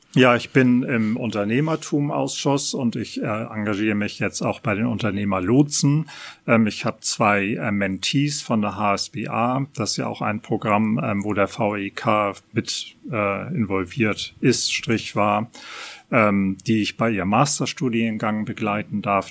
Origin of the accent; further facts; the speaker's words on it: Hamburg, Germany; Hamburger an dritter Generation